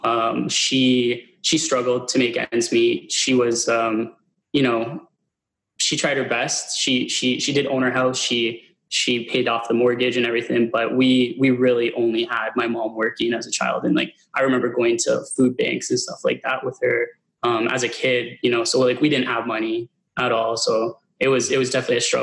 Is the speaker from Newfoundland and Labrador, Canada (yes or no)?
no; Hamilton, Ontario, Canada; also born or lived in Stoney Creek; I'm originally from Hamilton